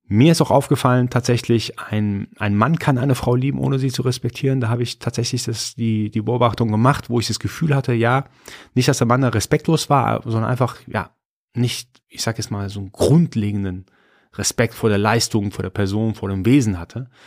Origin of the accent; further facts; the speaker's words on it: Iran; Also ich bin Iraner, bin äh, bei uns ist Höflichkeit eine ganz, ganz äh, wichtige Charaktereigenschaft.